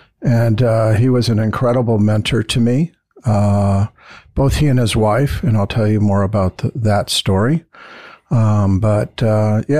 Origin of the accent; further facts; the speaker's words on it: San Gabriel Valley, California, United States; I grew up in the San Gabriel Valley